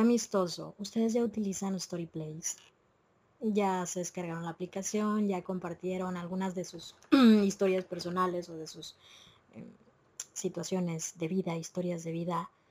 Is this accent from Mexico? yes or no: yes; Mexico; no todas somos mexicanas